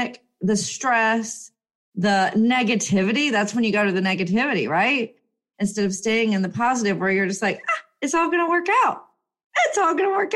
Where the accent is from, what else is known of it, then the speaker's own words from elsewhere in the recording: United States; as an American